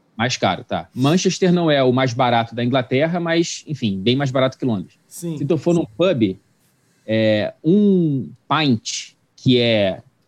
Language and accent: Portuguese; Brazil; also born or lived in Wichita, Kansas; no Brasil, eu e tu, a gente é branco